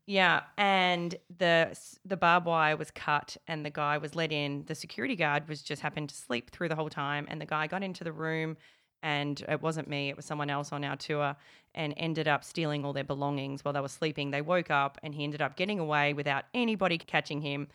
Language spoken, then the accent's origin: English; Melbourne, Victoria, Australia; I'm from Melbourne